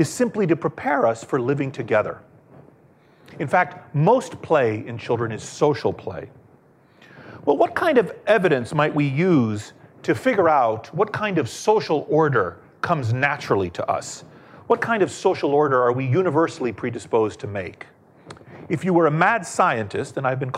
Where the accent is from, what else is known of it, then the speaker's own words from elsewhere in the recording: Washington, District of Columbia, United States; I grew up in Washington, D.C.